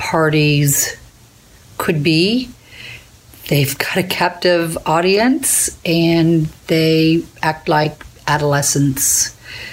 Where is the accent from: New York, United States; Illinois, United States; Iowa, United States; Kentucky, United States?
Kentucky, United States; Florence; I'm from Florence